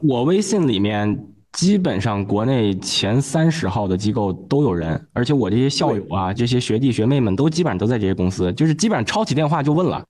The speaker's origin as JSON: {"language": "Chinese", "region": "Tianjin", "country": "China", "said": "我们天津人说相声报菜名儿"}